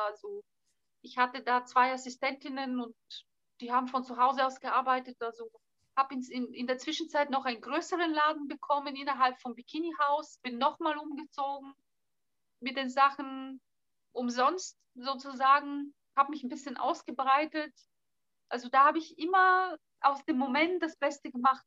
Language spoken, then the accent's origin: German; Southern Bulgaria, Bulgaria; first language Bulgarian; German is a second language; now in Berlin, Germany; ich komme aus Südbulgarien, bei uns ist Mittelmeerklima